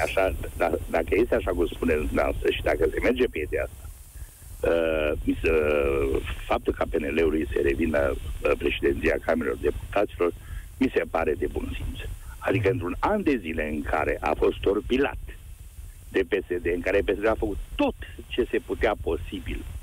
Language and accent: Romanian; Transylvania, Romania; eu sunt din Ardeal